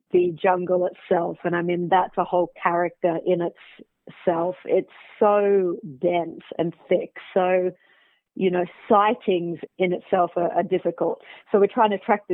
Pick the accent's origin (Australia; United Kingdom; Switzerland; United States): Australia; now in South Africa; I am originally from Australia, but based in Africa.